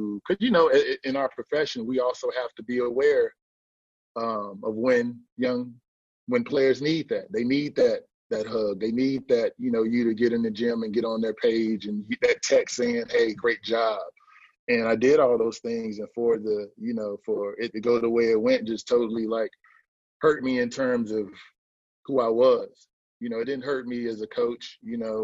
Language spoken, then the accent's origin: English; Fayetteville, North Carolina, United States; We're both from Fayetteville, North Carolina.